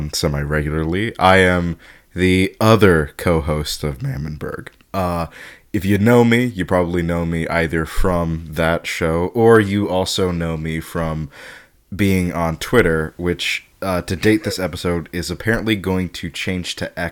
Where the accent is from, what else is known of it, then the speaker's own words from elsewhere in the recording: New York City, New York, United States; I'm from New York